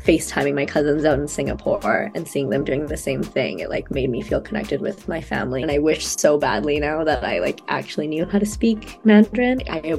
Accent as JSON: {"language": "English", "town": "Vancouver", "region": "British Columbia", "country": "Canada", "tie": "born or raised there", "said": "So I like to break it down and say I'm like Malaysian, Chinese, Singaporean, that type of vibe. Growing up in Vancouver, there's a lot of like Asian people anyway. I went to elementary school with like a Mandarin bilingual program."}